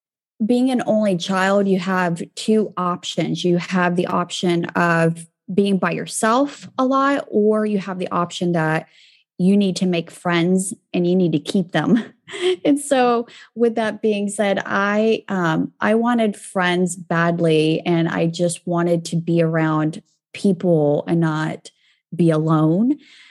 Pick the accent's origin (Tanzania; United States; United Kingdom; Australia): United States; Kansas; born there; So where I'm from can be complicated. I was born in Kansas